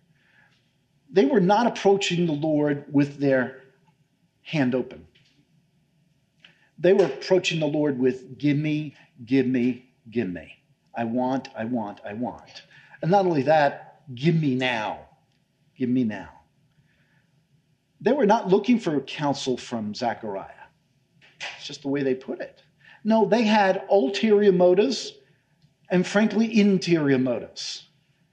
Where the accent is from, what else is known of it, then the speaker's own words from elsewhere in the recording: New York, United States; moved away; I come from New York